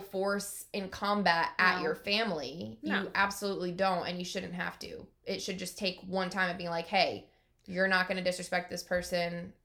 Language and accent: English; New York, United States; moved away; I was from New York and not the South